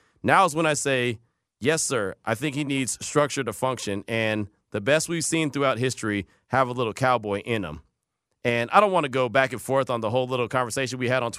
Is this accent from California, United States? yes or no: yes; the Bay Area, California, United States; moved away; also born or lived in Texas; growing up in the Bay